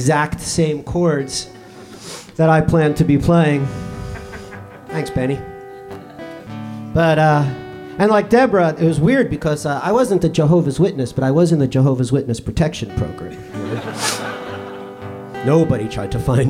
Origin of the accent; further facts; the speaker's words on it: New York City, New York, United States; moved away as an adult; now in Edinburgh, United Kingdom; I'm from New York City, but I've moved to Edinburgh. I live here now for a year.